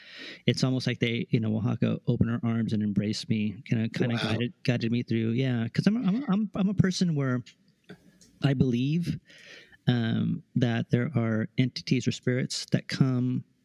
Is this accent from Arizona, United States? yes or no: no; Sacramento, California, United States; Sacramento. Yeah.